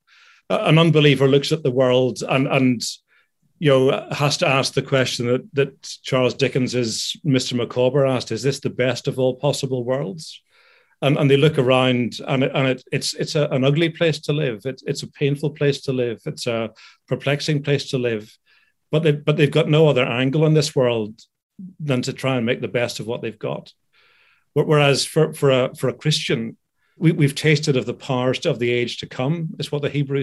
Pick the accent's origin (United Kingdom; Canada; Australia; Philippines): United Kingdom; also born or lived in Philadelphia, United States; I'm a British citizen